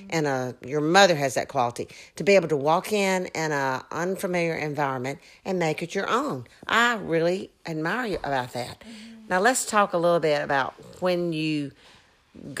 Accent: Mississippi, United States; I'm from Mississippi

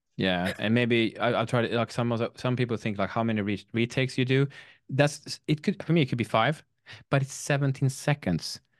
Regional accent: Sweden; I'm from Sweden

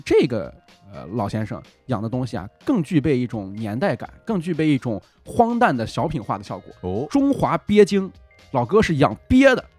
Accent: Hebei, China; 我们河北人是很不太愿意出去，来你们北京闯荡

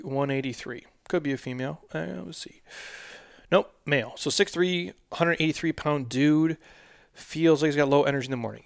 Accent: Minnesota, United States; now in Arizona, United States; I'm a Vikings fan. I was born in Minnesota.

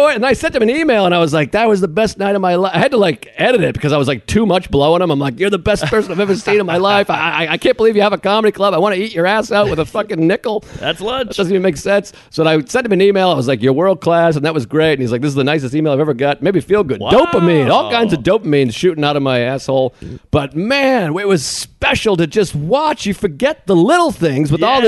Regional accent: Maine, United States; I'm from Maine.

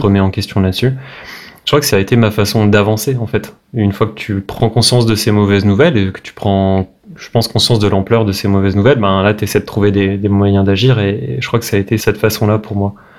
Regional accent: Brest, Brittany, France; moved away as an adult; now in Paris, France; Je viens de Brest, à la base je suis breton, donc je suis expatrié

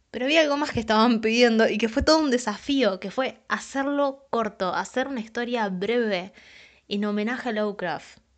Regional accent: San Pedro, Buenos Aires Province, Argentina; now in San Luis, Argentina; tengo 24 años y soy de Argentina, de San Pedro, Buenos Aires, puntualmente. En la actualidad vivo en la ciudad de San Luis.

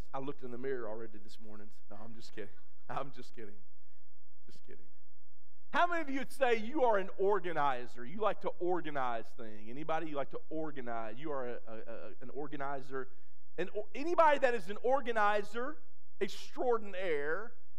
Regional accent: Crystal Springs, Mississippi, United States; I grew up in Crystal Springs, Mississippi, and we grew up in a parsonage beside our old church

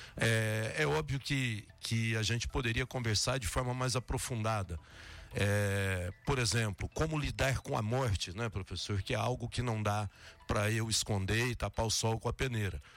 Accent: Três Lagoas, Mato Grosso do Sul, Brazil; moved away as an adult; now in Jequié, Brazil; Três Lagoas, no Mato Grosso do Sul, de onde eu sou

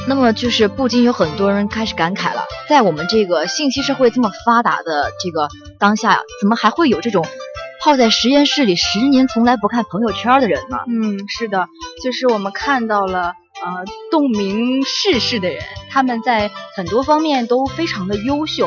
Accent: China; 我们中国人

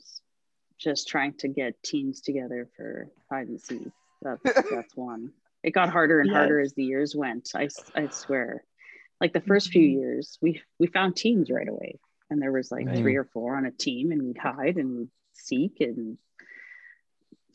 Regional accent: Calgary, Alberta, Canada; also born or lived in Humboldt, Saskatchewan / Terrace, British Columbia / Medicine Hat, Alberta; I was in a city, right? Like I grew up in Calgary.

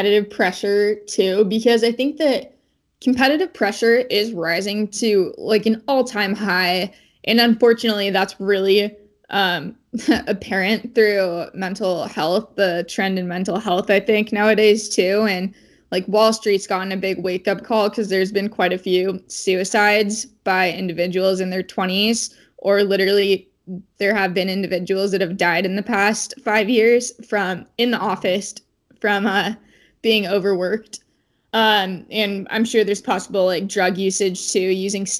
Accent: West Coast, United States; I'm from the West Coast

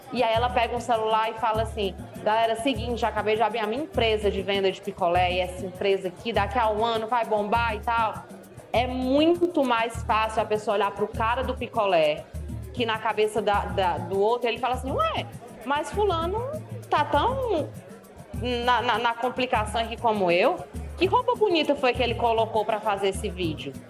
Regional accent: Northeast Region, Brazil; accent: nordestino; eu sou mulher e eu sou nordestina, né? O meu sotaque chega antes que qualquer coisa que eu fale

